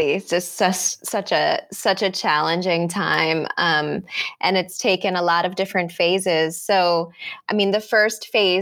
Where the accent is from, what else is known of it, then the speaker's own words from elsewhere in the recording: Baltimore, Maryland, United States; moved away as an adult; now in New Zealand; I'm from Baltimore City. So I grew up in Baltimore.